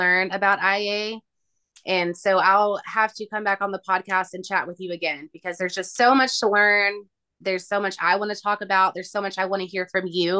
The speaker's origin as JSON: {"language": "English", "region": "Tennessee", "country": "United States", "tie": "born or raised there", "said": "my hometown"}